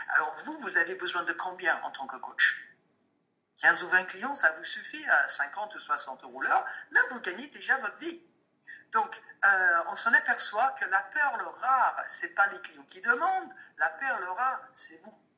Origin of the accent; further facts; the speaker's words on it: England, United Kingdom; French is a second language; je suis anglais